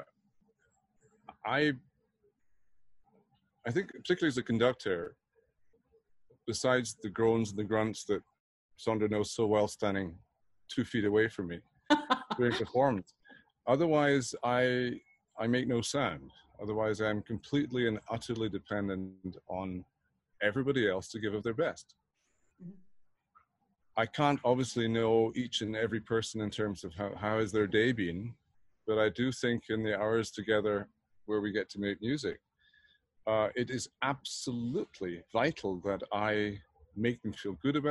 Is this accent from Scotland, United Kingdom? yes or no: yes; Edinburgh, Scotland, United Kingdom; moved away; also born or lived in Berlin, Germany; Born and bred in Edinburgh, my father was an organist and choir master, so I sang in the choir as a choir boy